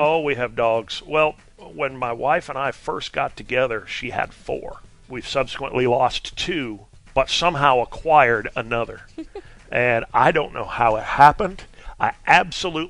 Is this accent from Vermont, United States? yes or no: yes; Vermont, United States; I'm I'm from Vermont